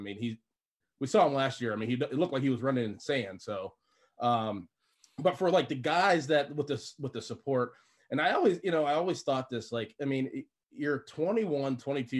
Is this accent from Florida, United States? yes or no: no; Pittsburgh, Pennsylvania, United States; You know, back home, I'm from Pittsburgh.